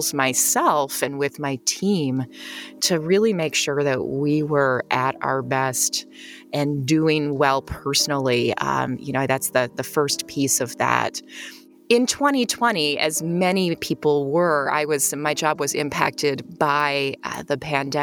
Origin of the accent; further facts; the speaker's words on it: United States; also born or lived in Czech Republic; now in Chicago, United States; I moved back to the U.S. I'm an American, and based here in Chicago